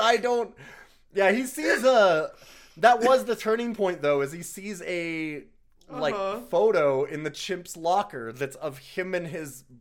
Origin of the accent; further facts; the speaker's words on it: Canada; as a Canadian